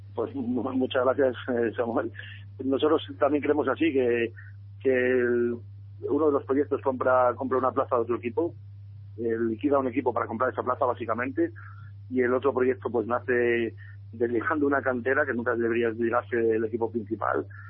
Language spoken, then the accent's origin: Spanish; Salamanca, Castile and León, Spain; es nuestra ciudad